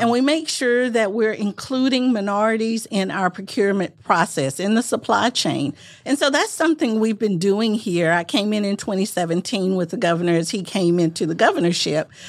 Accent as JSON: {"language": "English", "town": "Manchester", "region": "Arkansas", "country": "United States", "tie": "born or raised there", "moved": "yes", "said": "I'm originally from Arkansas, grew up in rural parts of Arkansas, very, very rural."}